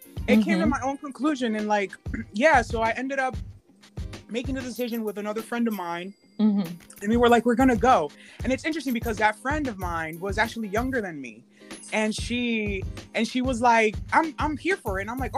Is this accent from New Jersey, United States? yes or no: yes; New Jersey, United States; also born or lived in Santo Domingo, Dominican Republic; I'm originally from the Caribbean, de Santo Domingo, and I grew up in Jersey, and then I finished high school in New Jersey. I was kind of like that kid who was like back and forth between DR and the East and United States.